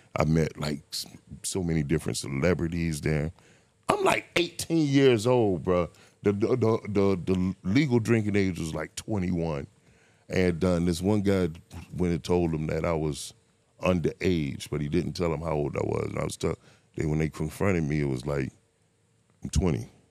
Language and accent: English; Miami, Florida, United States; I grew up in Miami